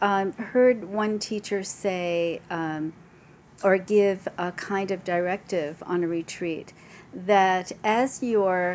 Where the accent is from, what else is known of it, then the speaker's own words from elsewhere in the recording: New York City, New York, United States; I'm from New York